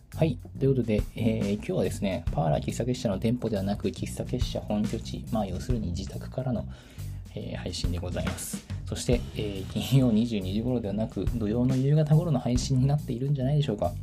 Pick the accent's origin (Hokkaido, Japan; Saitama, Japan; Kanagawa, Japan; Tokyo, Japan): Tokyo, Japan; moved away; 私の地元は東京